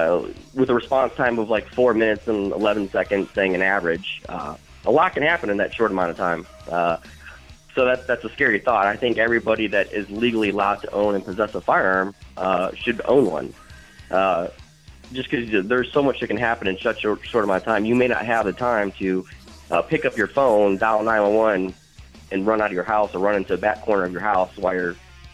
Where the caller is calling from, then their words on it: Akron, Ohio, United States; I'm actually calling from Akron, Ohio.